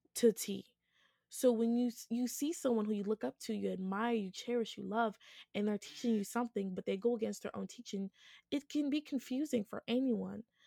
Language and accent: English; Duluth, Georgia, United States; grew up in Duluth, Georgia